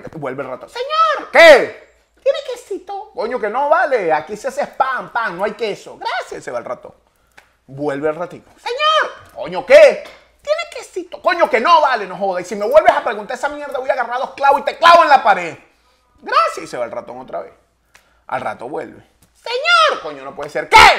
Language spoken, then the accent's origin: Spanish; Valencia, Carabobo, Venezuela; el valenciano, no joda, orgulloso ese de Valencia